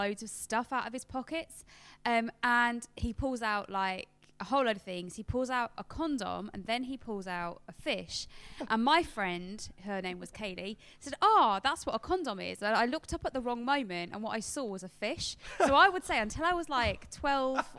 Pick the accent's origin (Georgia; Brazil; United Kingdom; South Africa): United Kingdom; we're British